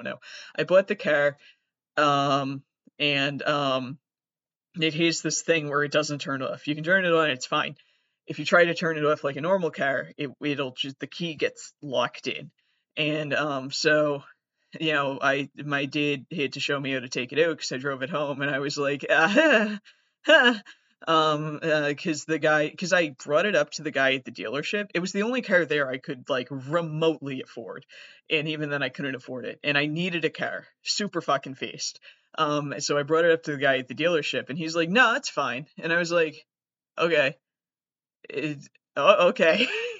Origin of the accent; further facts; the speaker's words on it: Massachusetts, United States; I am from Massachusetts